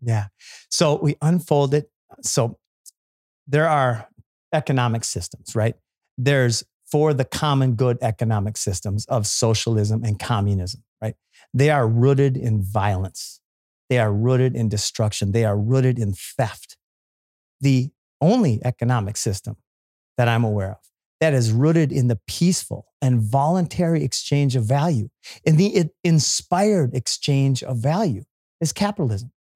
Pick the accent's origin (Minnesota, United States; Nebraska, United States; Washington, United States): Minnesota, United States; I grew up in Minnesota